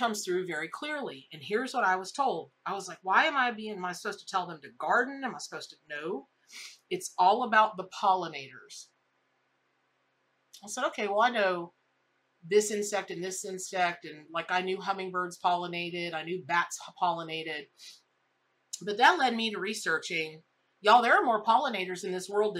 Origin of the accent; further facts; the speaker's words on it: Florida, United States; I grew up here in Florida.